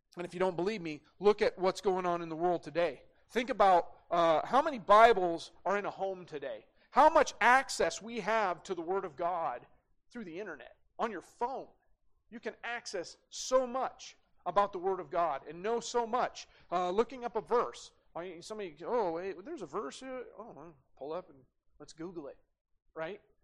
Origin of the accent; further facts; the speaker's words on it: Great Falls, Montana, United States; as a young kid, man, uh, growing up in Great Falls, we had guns in the gun rack in the parking lot at CMR